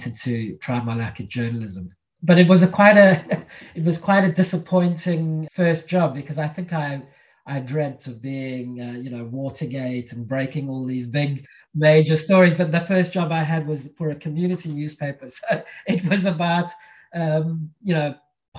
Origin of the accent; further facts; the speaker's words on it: Cape Town, Western Cape, South Africa; moved away as an adult; So I'm originally from South Africa. I was born in Cape Town. I grew up there, spent the first 18 years